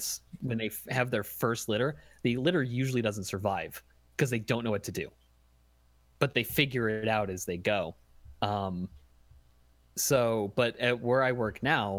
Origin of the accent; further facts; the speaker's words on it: upstate New York, United States; I'm from upstate New York.